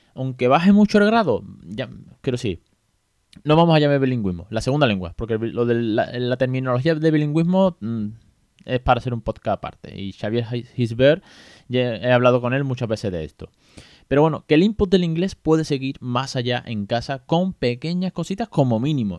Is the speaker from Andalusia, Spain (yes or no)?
yes; Andalusia, Spain; soy muy andaluz